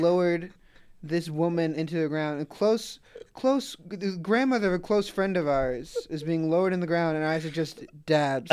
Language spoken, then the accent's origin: English; Atlanta, Georgia, United States; I'm from Atlanta